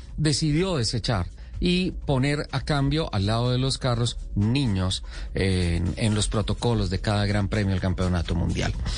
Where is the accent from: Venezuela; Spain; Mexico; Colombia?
Colombia; San Gil, Santander; nací en Sao Gil. En San Gil, Santander